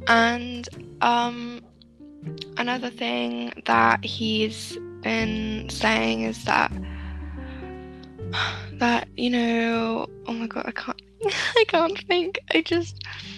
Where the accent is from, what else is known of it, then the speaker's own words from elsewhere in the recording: United Kingdom; we're both white and we're both British.